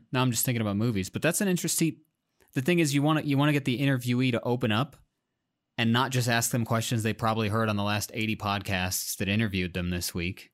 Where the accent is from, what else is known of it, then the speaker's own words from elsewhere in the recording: Iowa, United States; I'm, I'm from Iowa